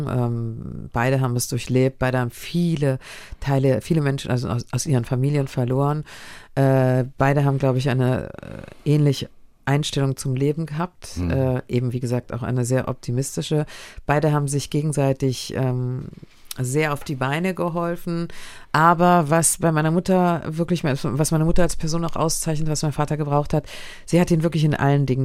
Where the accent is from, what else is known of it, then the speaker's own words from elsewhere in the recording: Berlin, Germany; born there; Ich bin in Berlin geboren, ich bin vollkommen überzeugte deutsche, jüdischer Religionsangehörigkeit.